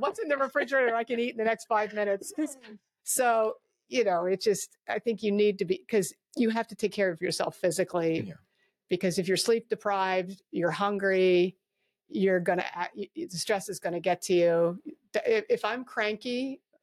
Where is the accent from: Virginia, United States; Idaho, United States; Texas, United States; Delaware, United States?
Delaware, United States; Wilmington; moved away; also born or lived in Northern Chester County, Pennsylvania / Philadelphia / Coatesville; I grew up in Northern Wilmington, you know, but in the suburbs